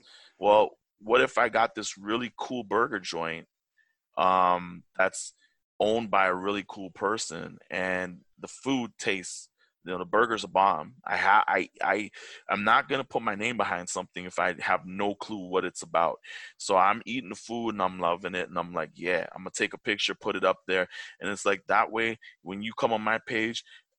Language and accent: English; Toronto, Ontario, Canada; I'm a Toronto-born boy. Very proud. I'm a very proud man being from Toronto. I love my hometown.